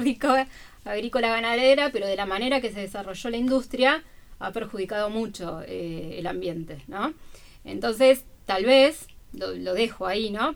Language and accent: Spanish; Buenos Aires, Argentina; now in Bahía Blanca, Argentina; no soy de Bahía, soy de Buenos Aires